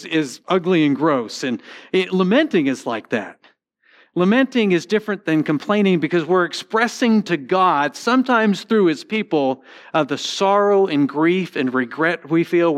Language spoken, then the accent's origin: English; Connecticut, United States; moved away; also born or lived in St. Louis; when I grew up in Connecticut, we had a lot of Jewish people in our community